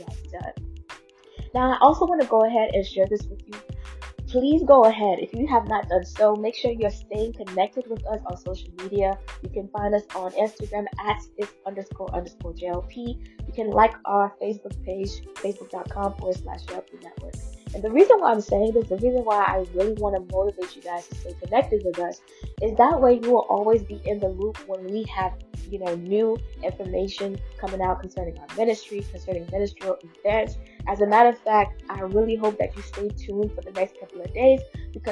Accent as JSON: {"language": "English", "town": "Fort Lauderdale", "region": "Florida", "country": "United States", "said": "I'm from Fort Lauderdale, Florida"}